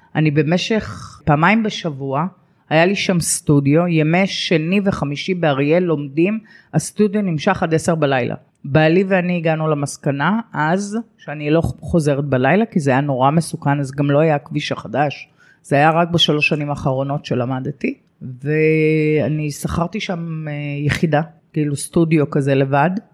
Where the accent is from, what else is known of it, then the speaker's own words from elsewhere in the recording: Lod, Central District, Israel; moved away as an adult; also born or lived in Haifa / Re'ut; העיר שגדלתי בה ואהבתי אותה מאוד